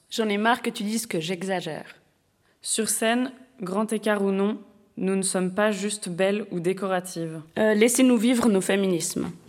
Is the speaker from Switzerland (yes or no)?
yes; Switzerland; Je suis née en Suisse et j'ai grandi en Suisse.